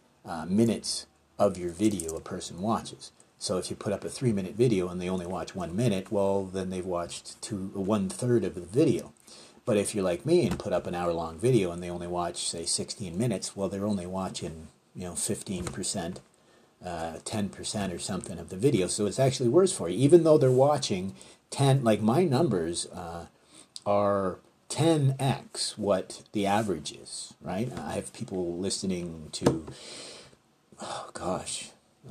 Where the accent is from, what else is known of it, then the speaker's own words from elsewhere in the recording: Canada; being Canadian